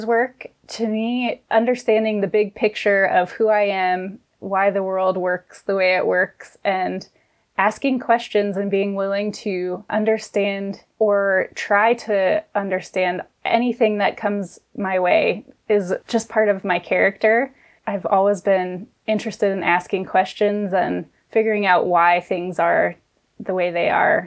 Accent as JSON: {"language": "English", "region": "Colorado", "country": "United States", "tie": "born or raised there", "said": "When I moved back from college to Colorado, which is my home state"}